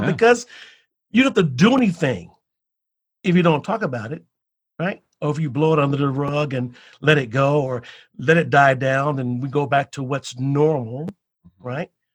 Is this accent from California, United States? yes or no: no; Chicago, Illinois, United States; growing up in the South Side of Chicago in the 60s